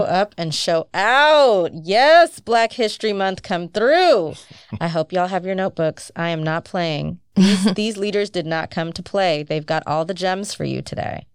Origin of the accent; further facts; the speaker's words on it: United States; growing up in the United States